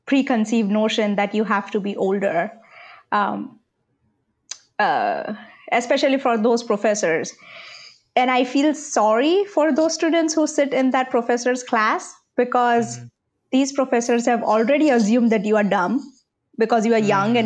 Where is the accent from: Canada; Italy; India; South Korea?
India; English is a second language; moved away as an adult; now in Oklahoma, United States; I was brought up in India with British English, proper grammar